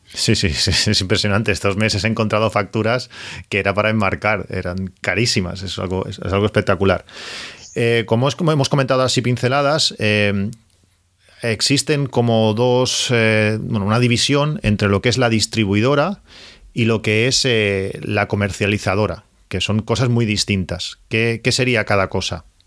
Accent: Catalonia, Spain; los que somos de Cataluña

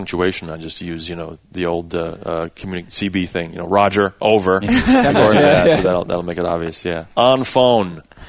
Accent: New Jersey, United States; I'm from New Jersey.

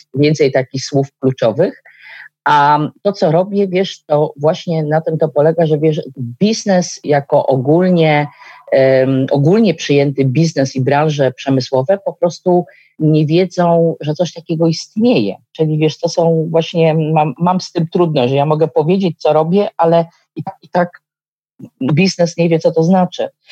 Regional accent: Warsaw, Masovian Voivodeship, Poland; ja jestem z Warszawy

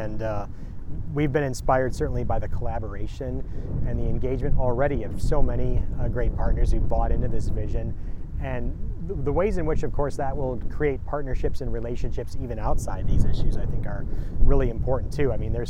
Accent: Detroit, Michigan, United States; now in Minnesota, United States; I lived in Houston for a year. I lived in Rome for a year. I'm from Detroit, but inevitably it's again that love of place.

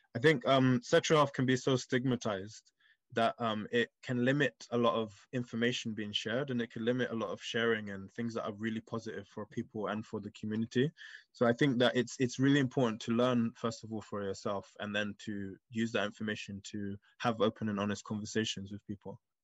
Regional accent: London, United Kingdom; my upbringing and how I grew up here in London

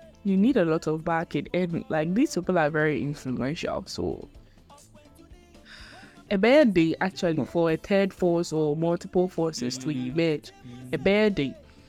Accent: Ghana; Already in our genetics, before you are even born as a Ghanaian, you know that in our political system is two parties.

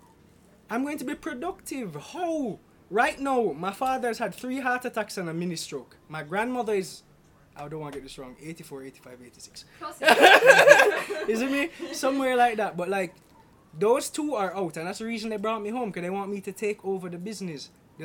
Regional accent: Florida, United States; I was raised in Florida.

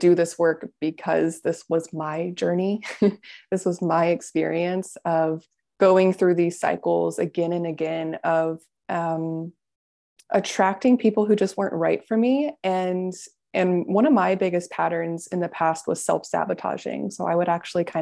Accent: Florida, United States; I'm from Florida

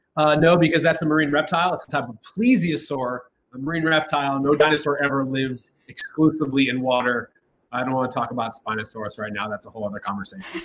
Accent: Columbus, Ohio, United States; now in New York, United States; I'm from Ohio. I grew up in Columbus

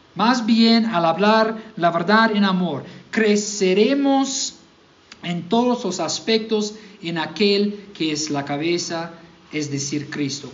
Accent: Mississippi, United States; Spanish is a second language; moved away; yo soy de Mississippi

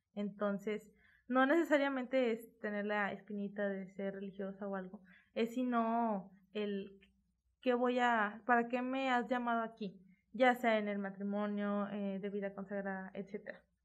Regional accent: Monterrey, Nuevo León, Mexico; aquí en Nuevo León

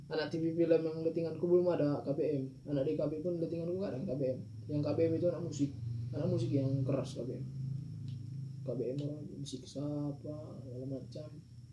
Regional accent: Medan, North Sumatra, Indonesia; moved away; orang Medan

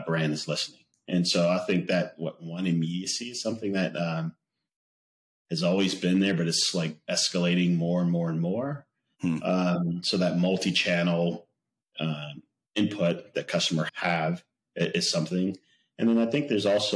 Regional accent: the South, United States; I grew up in the South

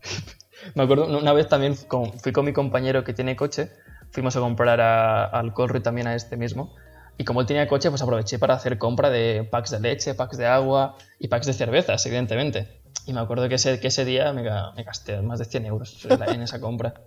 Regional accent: Spain; also born or lived in Mallorca; como somos españoles

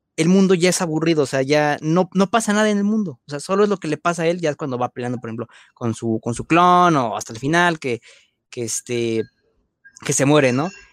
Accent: Mexico; nuestra paisana Ana de la Reguera

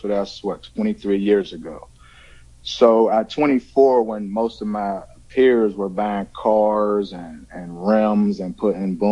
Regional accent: Pittsburgh, Pennsylvania, United States; from Pittsburgh, Pennsylvania

